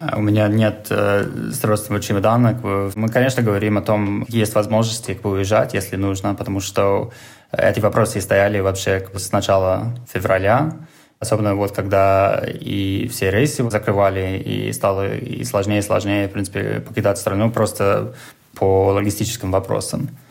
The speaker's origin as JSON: {"language": "Russian", "region": "New York", "country": "United States", "second_language": "Russian", "moved": "as an adult", "lives_now": "Moscow, Russia", "said": "я сам из Нью-Йорка"}